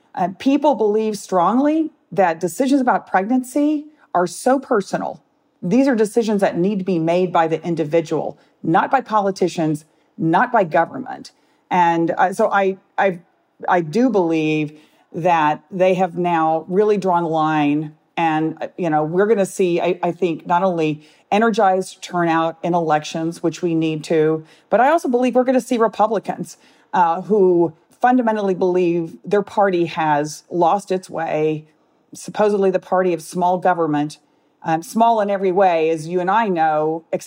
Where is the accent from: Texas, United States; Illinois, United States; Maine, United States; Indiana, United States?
Texas, United States; And the thought that now, as a Texan, that anyone in the state has fewer rights than I did that many years ago is incredible.